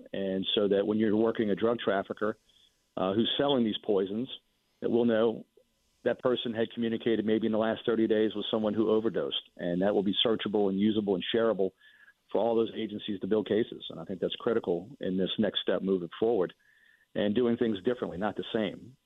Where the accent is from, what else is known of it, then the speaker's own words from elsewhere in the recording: Mandeville, Louisiana, United States; I'm from Mandeville